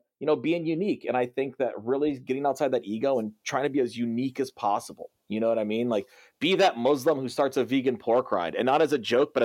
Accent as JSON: {"language": "English", "town": "Cedar Rapids", "region": "Iowa", "country": "United States", "moved": "yes", "said": "I'm from Cedar Rapids, Iowa originally"}